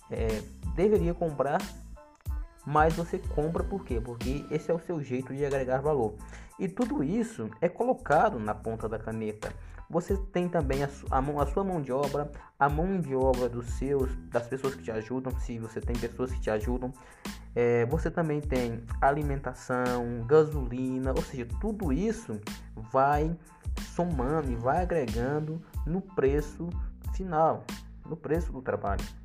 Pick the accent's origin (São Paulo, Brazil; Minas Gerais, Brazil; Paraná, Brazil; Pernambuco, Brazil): Pernambuco, Brazil; Pedra; na cidadezinha onde eu nasci, Nasci e foi, e foi criado, que é a cidade de Pedra, no Pernambuco, uma cidadezinha bem pequena.